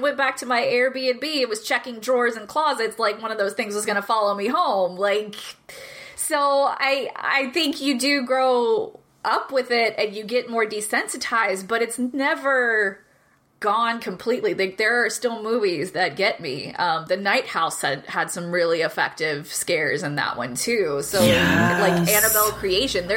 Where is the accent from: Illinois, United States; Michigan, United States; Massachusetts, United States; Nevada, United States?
Illinois, United States; moved away; also born or lived in Texas; I grew up in Illinois until I moved to Texas